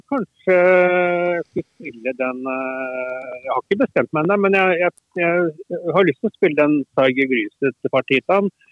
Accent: Heddal, Telemark, Norway; jeg vokste opp i Telemark, i Heddal i Telemark.

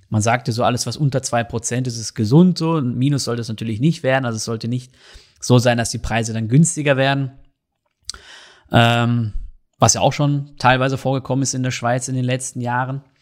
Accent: North Rhine-Westphalia, Germany; now in Switzerland; Aber sowas wie jetzt in Deutschland, wenn ich da an meine Heimat denke, im Ruhrgebiet, ähm, Kohlekraftwerke

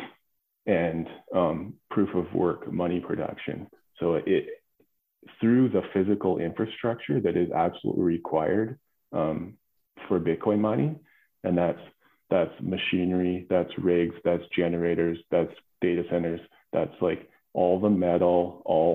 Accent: Alberta, Canada; I grew up in Alberta on a farm, working the land.

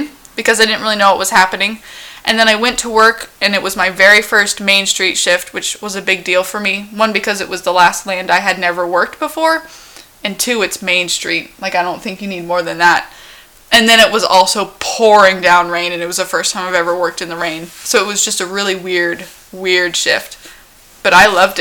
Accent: Washington, United States; as someone from Washington, I could stand in the rain for hours

